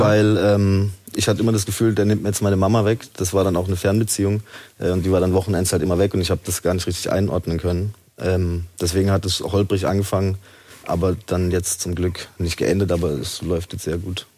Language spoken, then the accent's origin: German; Haslach im Kinzigtal, Baden-Württemberg, Germany; moved away as an adult; also born or lived in Zell am Harmersbach; now in Stuttgart, Germany; ich bin in Zell am Hamersbach geboren